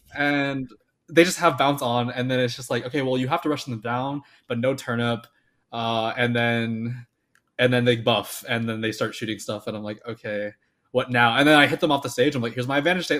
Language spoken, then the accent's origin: English; Florida, United States; moved away; I'm from Florida.